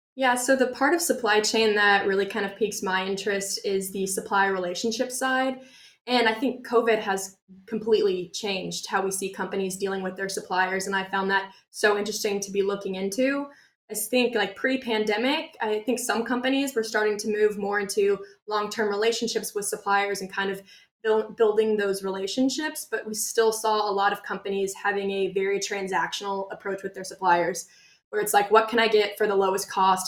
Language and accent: English; Kansas City, Kansas, United States; moved away as an adult; now in Arkansas, United States; I'm originally from Kansas City, Kansas